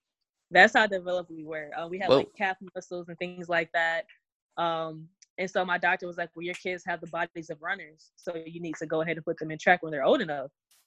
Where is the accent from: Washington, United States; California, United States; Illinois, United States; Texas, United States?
Texas, United States; Houston; I love Texas, period. I think if you're born in Texas, it just kind of sticks with you forever.